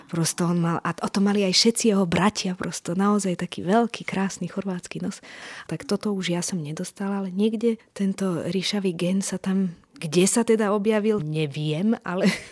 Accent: Slovakia; narodila som sa tu a som Slovenka

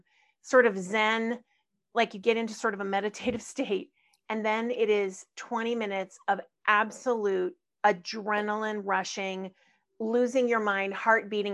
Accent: California, United States; Born and raised in California

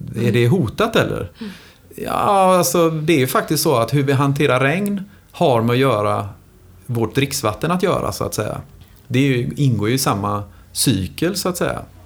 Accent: Gothenburg, Västra Götaland, Sweden; jag är ju lika mycket göteborgare som alla andra här

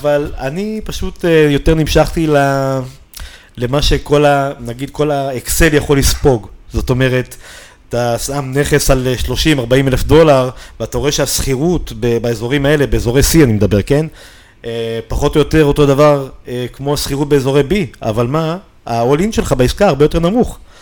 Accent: Israel; אנחנו באים מישראל

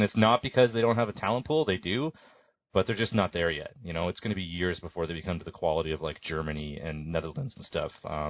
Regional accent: Canada; I, as a Canadian

